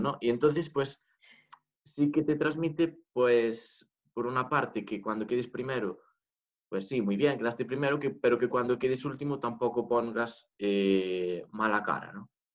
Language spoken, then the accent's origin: Spanish; Galicia, Spain; Spanish is a second language